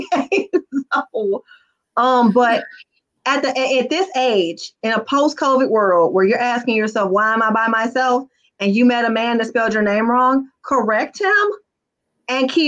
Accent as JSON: {"language": "English", "town": "Detroit", "region": "Michigan", "country": "United States", "tie": "born or raised there", "said": "I was raised on Plymouth, Wyoming, in the heart of the ghetto on the west side of Detroit"}